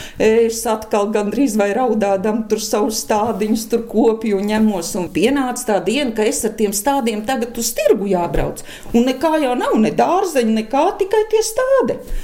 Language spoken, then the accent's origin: Latvian; Eleja, Jelgava Municipality, Latvia; Te ir mana dzimtā puse, Elēja.